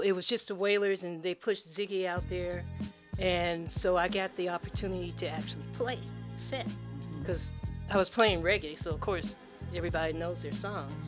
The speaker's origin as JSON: {"language": "English", "town": "Oakland", "region": "California", "country": "United States", "tie": "born or raised there", "also_born_or_lived": "San Francisco, California / Berkeley, California", "said": "I was born in San Francisco."}